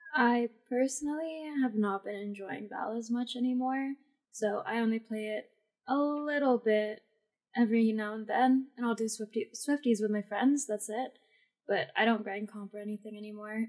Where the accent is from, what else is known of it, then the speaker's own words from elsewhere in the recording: Philippines; I'm Filipino